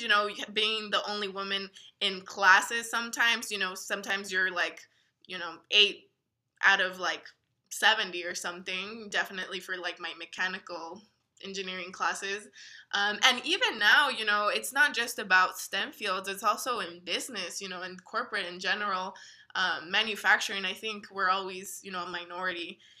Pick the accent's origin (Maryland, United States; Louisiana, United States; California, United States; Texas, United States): Texas, United States; El Paso; moved away as an adult; also born or lived in Missouri; growing up in El Paso and never really leaving